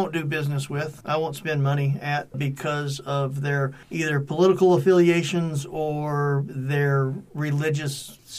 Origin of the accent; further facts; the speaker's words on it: Fayetteville, Georgia, United States; I grew up on South Side in Fayetteville, the home of Truett Cathy.